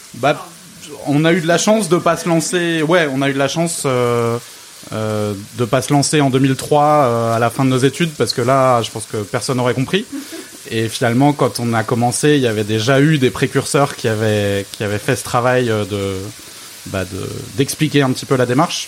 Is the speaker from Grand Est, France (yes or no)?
yes; Alsace, Grand Est, France; moved away; je suis alsacien d'origine